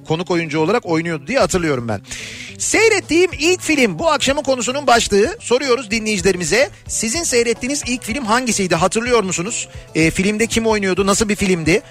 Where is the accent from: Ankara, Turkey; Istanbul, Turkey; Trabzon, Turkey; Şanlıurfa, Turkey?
Istanbul, Turkey; born or raised there